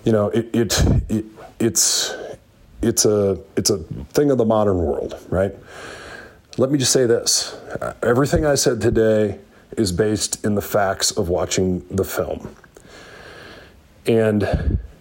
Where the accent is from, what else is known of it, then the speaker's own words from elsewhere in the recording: Northeast Iowa, United States; I grew up a Hawkeye in Northeast Iowa